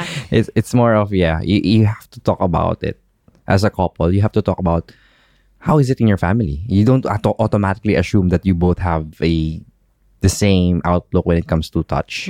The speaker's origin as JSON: {"language": "English", "country": "Philippines", "tie": "born or raised there", "moved": "as an adult", "lives_now": "United Arab Emirates", "said": "growing up in the Philippines"}